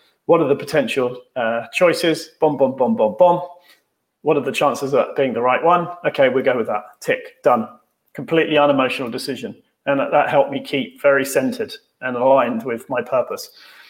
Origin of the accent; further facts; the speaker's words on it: United Kingdom; we're British